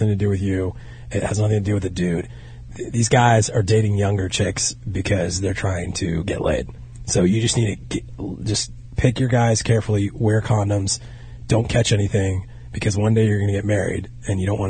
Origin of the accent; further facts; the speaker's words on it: Hackensack, New Jersey, United States; moved away; also born or lived in Rhode Island / Scottsdale; I was born in Hackensack